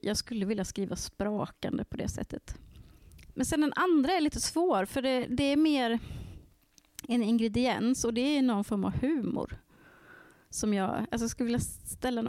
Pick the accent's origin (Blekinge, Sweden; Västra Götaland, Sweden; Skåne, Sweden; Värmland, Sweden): Värmland, Sweden; jag kommer från Värmland